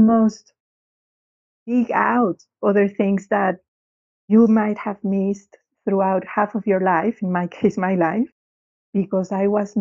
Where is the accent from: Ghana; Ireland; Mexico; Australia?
Mexico; now in London, United Kingdom; growing up in Mexico